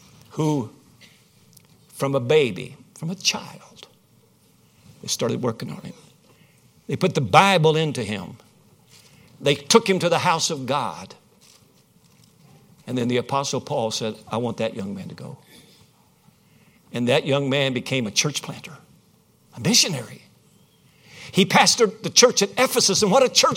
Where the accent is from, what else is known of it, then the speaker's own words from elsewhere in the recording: Winchester, Kentucky, United States; Winchester, Kentucky, my hometown